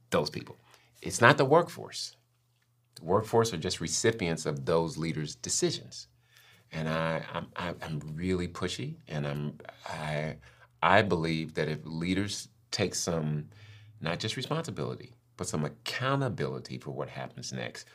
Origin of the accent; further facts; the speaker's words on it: St. Louis, Missouri, United States; moved away as an adult; also born or lived in Cincinnati, Ohio; now in Florida, United States; I was born in the Midwest, Saint Louis, grew up, born and raised in Saint Louis, and then moved to Cincinnati, so more Midwest